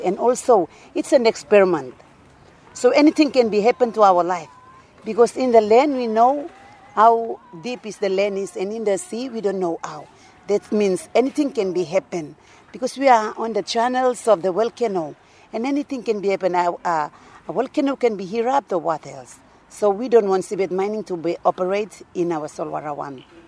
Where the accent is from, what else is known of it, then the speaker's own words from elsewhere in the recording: Duke of York Islands, East New Britain, Papua New Guinea; I came from East New Britain in the of York Islands.